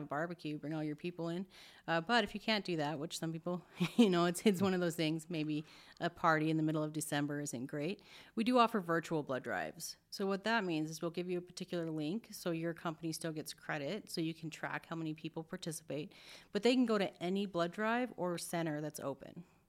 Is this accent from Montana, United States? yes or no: yes; Billings, Montana, United States; now in Spokane, United States; I'm from Montana